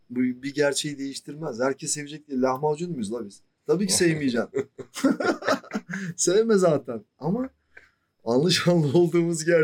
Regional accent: Turkey; Niye abi Türk'üm evet sıkıntı yok.

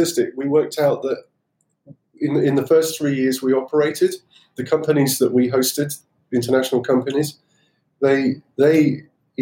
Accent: Cornwall, South West England, United Kingdom; I learned to sail when I was about 11, growing up in Cornwall.

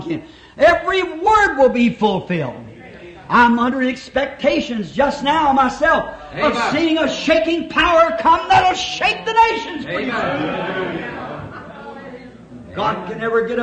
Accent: United States; We're all American citizens. We're thankful to be Americans

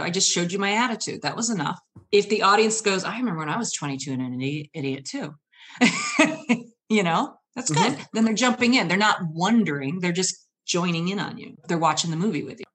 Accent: Michigan, United States; now in Seattle, United States; I've traveled from Michigan.

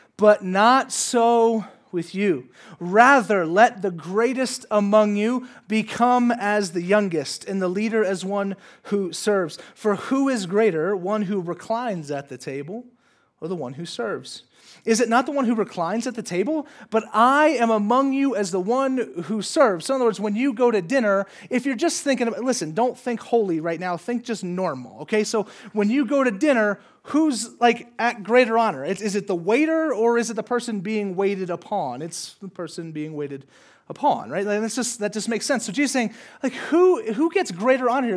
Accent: San Diego, California, United States; I'm from San Diego. That's where I went to college.

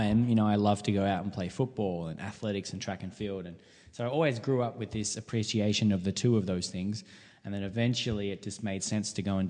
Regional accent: Mooroopna, Victoria, Australia; also born or lived in Ballarat; I grew up in Maroopna

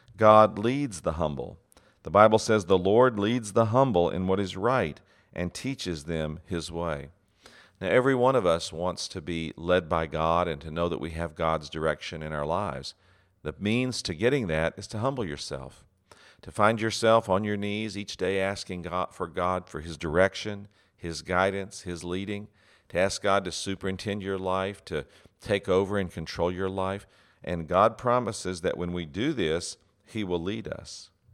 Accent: West Texas, United States; I grew up in West Texas

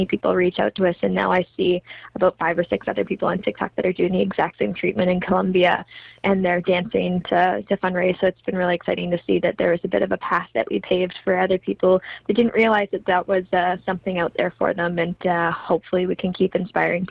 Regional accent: Kamloops, British Columbia, Canada; now in Vancouver, Canada; my hometown of Kamloops

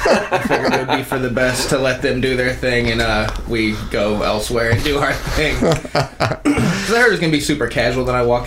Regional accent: Missouri, United States; Yeah, I grew up here in town.

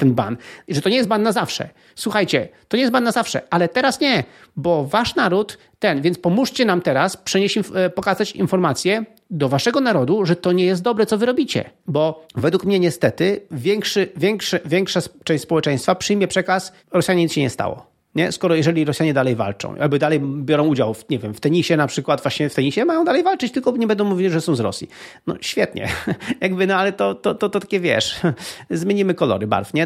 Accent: Poland; jako Polacy

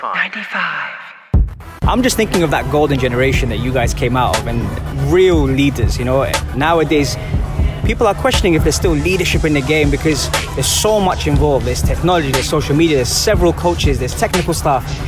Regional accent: London, United Kingdom; now in United Arab Emirates; I'm from London

